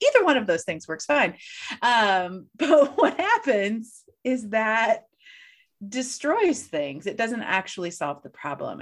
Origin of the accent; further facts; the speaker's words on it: St. Louis, Missouri, United States; I'm from Saint Louis